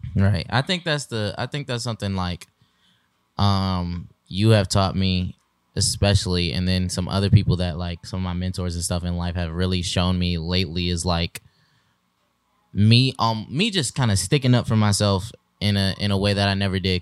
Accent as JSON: {"language": "English", "region": "Michigan", "country": "United States", "tie": "born or raised there", "moved": "yes", "said": "we are relocating and transitioning to Michigan, back to our home state"}